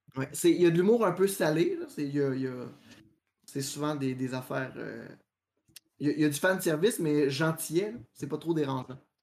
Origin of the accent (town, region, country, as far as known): Quebec, Canada